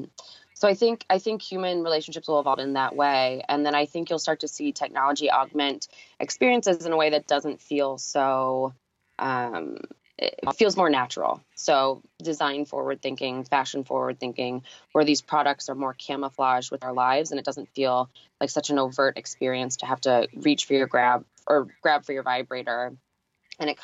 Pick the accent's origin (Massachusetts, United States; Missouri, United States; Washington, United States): Missouri, United States; St. Louis; now in New York, United States; I come from the Midwest, so I grew up in St. Louis